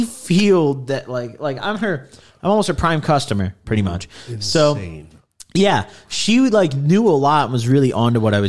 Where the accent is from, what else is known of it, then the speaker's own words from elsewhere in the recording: Midwest, United States; growing up in the Midwest